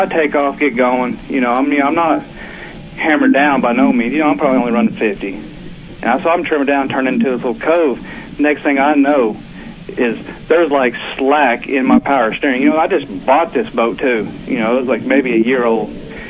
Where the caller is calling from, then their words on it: Oklahoma, United States; from Oklahoma.